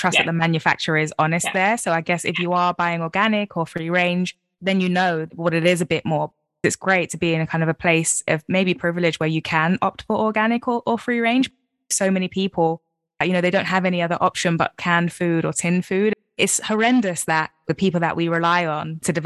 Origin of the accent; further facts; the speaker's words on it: London, United Kingdom; I'm a Londoner